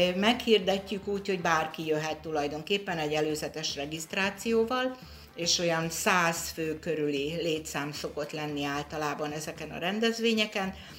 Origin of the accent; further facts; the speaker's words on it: Orosháza, Békés, Hungary; én orosházi vagyok